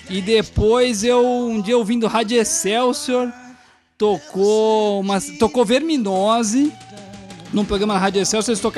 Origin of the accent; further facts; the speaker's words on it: São Paulo, Brazil; eu ouvi muita banda da vanguarda paulistana ali, que eu sou de São Paulo, é.